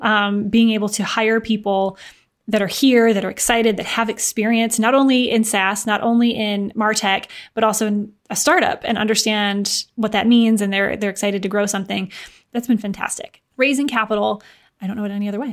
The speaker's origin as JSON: {"language": "English", "region": "Michigan", "country": "United States", "also_born_or_lived": "Chicago, United States", "moved": "yes", "lives_now": "Indianapolis, United States", "said": "I'm from Michigan, lived in Chicago for a few years before moving to Indianapolis"}